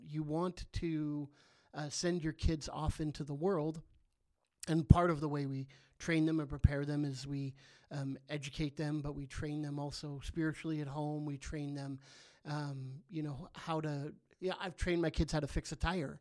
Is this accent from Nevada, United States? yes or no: no; Southern California, United States; now in Chico, United States; I grew up in Southern California. Um, so I've been a Californian my whole life